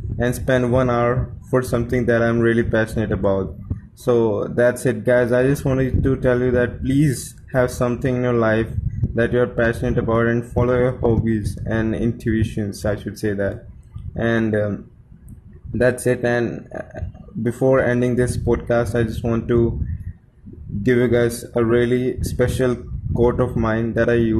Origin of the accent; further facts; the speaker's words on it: India; I'm from India